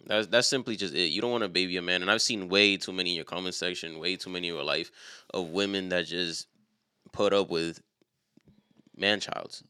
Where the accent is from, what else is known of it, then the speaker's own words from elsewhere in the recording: New York City, New York, United States; us being from a city like New York